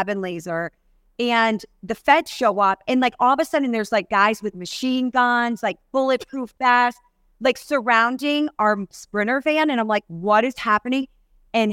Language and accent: English; New York, United States; moved away; I grew up in New York.